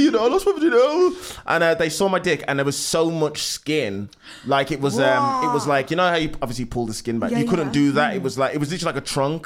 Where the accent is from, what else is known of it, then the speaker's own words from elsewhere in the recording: Oldbury, West Midlands, United Kingdom; I'm from Oldbury, Black Country